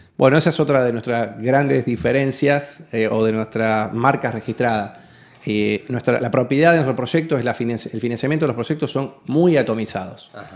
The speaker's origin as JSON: {"language": "Spanish", "town": "Rosario", "region": "Santa Fe", "country": "Argentina", "said": "en Rosario otra vez"}